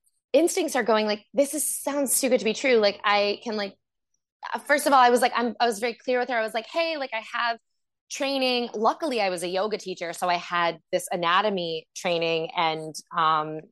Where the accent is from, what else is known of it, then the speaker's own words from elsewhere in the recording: Boston, Massachusetts, United States; moved away as an adult; also born or lived in California / Portland, Oregon; I'm from Boston, and I started dancing in Boston